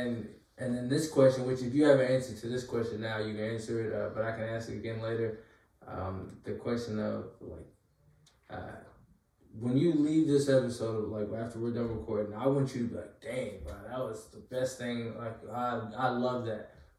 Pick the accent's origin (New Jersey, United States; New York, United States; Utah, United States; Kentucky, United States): Kentucky, United States; He's from where I'm from, why I'm kind of from Kentucky. I claim it half the time.